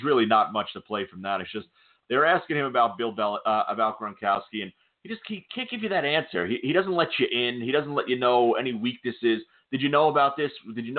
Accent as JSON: {"language": "English", "region": "New York", "country": "United States", "said": "As a New Yorker"}